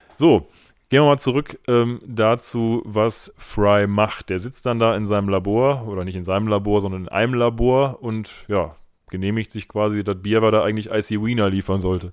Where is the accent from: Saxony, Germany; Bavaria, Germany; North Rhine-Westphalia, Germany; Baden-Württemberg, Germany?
North Rhine-Westphalia, Germany; Essen; now in Bochum, Germany; wir sind auch beide in Essen geboren